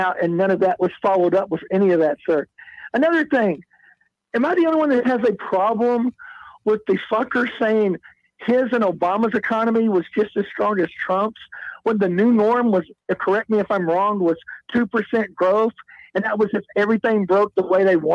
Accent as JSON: {"language": "English", "town": "Amarillo", "region": "Texas", "country": "United States", "said": "I'm from Amarillo"}